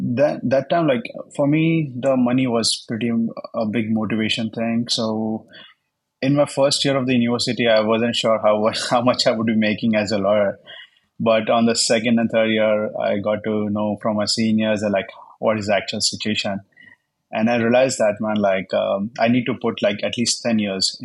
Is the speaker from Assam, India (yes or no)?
no; Jodhpur, Rajasthan, India; English is a second language; Yeah, hi. … I'm from India.